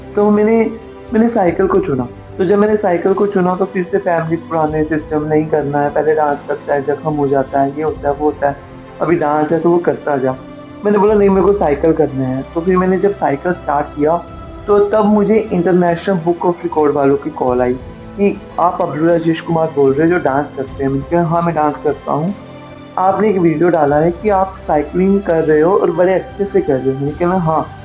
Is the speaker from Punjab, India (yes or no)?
yes; Amritsar, Punjab, India; मैं अमृतसर से हूँ